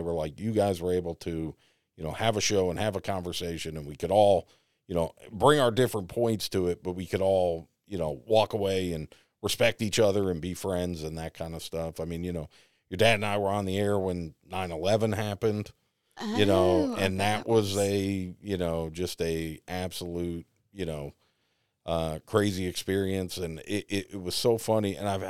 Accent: East Coast, United States; accent: New York, Boston; also born or lived in New York; I mean, I grew up in the East Coast. I had a horrible, you know, like, and I grew up like in the middle of New York and Boston. So I had this really weird New York, Boston.

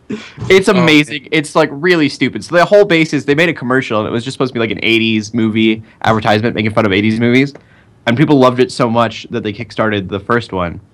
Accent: United States; I'm like an English dub, non-caring American.

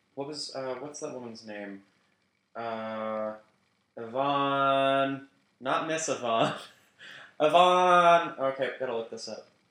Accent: United Kingdom; I'm British

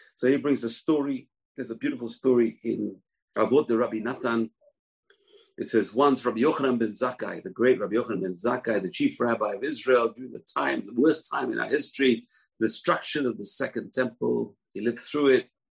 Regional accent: London, United Kingdom; When I was growing up in London

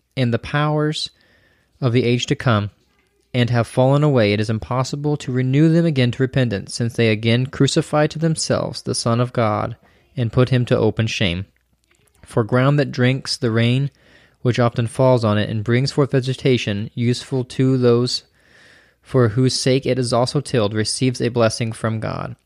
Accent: United States; we, as an American individualistic society

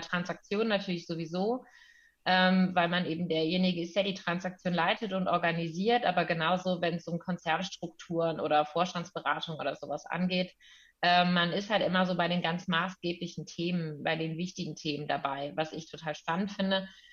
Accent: Cologne, North Rhine-Westphalia, Germany; also born or lived in Münster; ich komme aus Köln ursprünglich, ähm, bin jetzt auch wieder in Köln

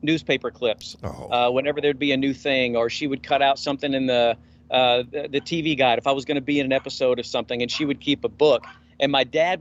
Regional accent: Memphis, Tennessee, United States; I'm from Memphis.

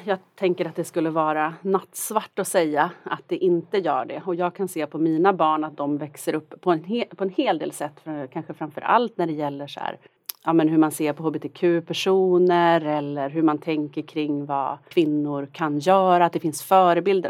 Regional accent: Norrland, Sweden; moved away as an adult; now in Stockholm, Sweden; jag är från Norrland. Det är en stark identitet

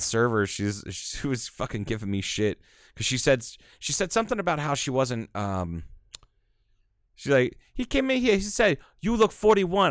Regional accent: Kingman, United States; I was born and raised in Kingman.

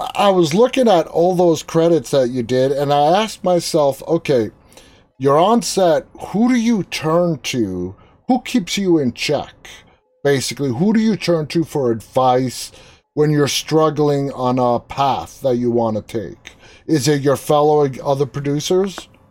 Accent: New York City, New York, United States; I'm the only one in my family that was born and raised in Queens

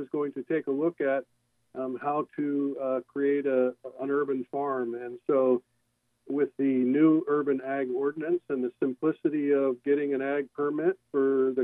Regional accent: Encinitas, California, United States; also born or lived in Anchorage, Alaska; growing up in Encinitas

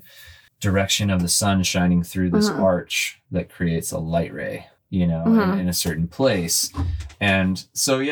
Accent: California, United States; I grew up in California surfing and skateboarding and snowboarding and stuff like

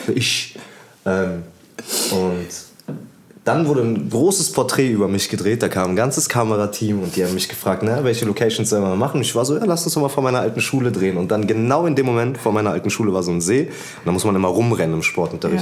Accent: Berlin, Germany; Ich würde nicht sagen, dass Deutschland meine Heimat ist, aber ich würde sagen, Berlin ist irgendwie meine Heimat

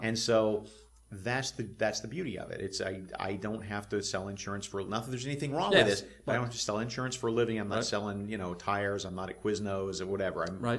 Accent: Alabama, United States; I'm from Alabama. Okay. Grew up in the Deep South

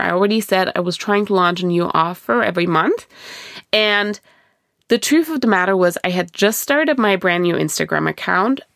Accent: Germany; moved away; I was born and raised in Germany.

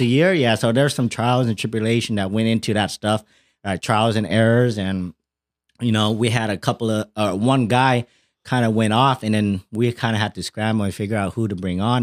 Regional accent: Fresno, California, United States; I'm from Fresno

